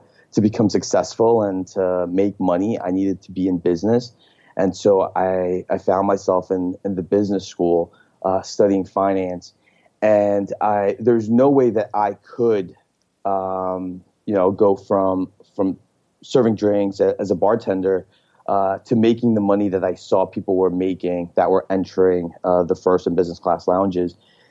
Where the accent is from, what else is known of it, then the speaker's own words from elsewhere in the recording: Elizabeth, New Jersey, United States; moved away as an adult; now in Palo Alto, United States; I grew up in Elizabeth, New Jersey, which is the fourth largest